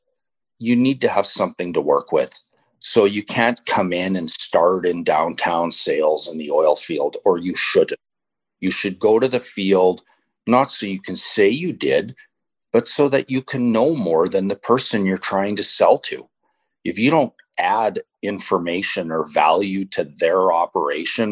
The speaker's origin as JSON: {"language": "English", "town": "Medicine Hat", "region": "Alberta", "country": "Canada", "tie": "born or raised there", "also_born_or_lived": "Lethbridge", "lives_now": "Calgary, Canada", "said": "Grew up in Southeast Alberta, town called Medicine Hat"}